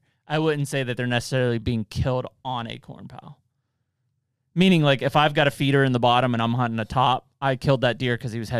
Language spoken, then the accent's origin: English; Pennsylvania, United States; growing up in Pennsylvania